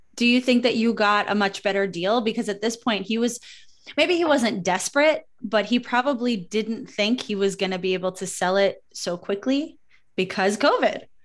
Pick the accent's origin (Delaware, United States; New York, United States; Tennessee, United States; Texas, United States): New York, United States; New York City; my hometown of Brooklyn